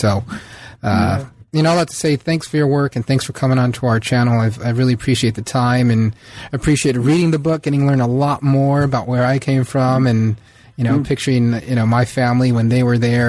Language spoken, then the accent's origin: English; Oxnard, California, United States; also born or lived in San Diego; I'm, you know, I was born in Oxnard, lived there until I was 10. Mm-hmm. We moved to San Diego.